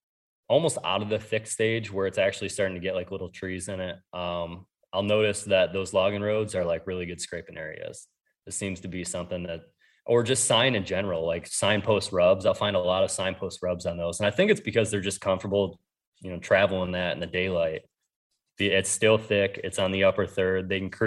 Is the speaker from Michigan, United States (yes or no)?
no; New York, United States; so I grew up in New York and then I hunted Ohio